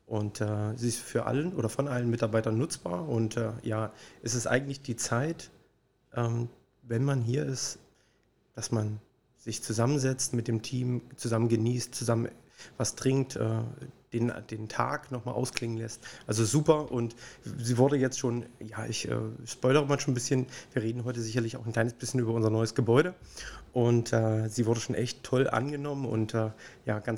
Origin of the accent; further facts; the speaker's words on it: Magdeburg, Saxony-Anhalt, Germany; Ich bin Magdeburger Kind